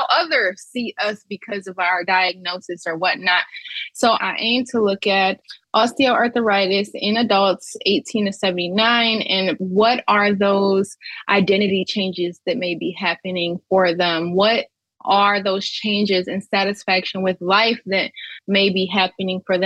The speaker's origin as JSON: {"language": "English", "town": "Pontiac", "region": "Michigan", "country": "United States", "said": "I'm originally from Pontiac, Michigan"}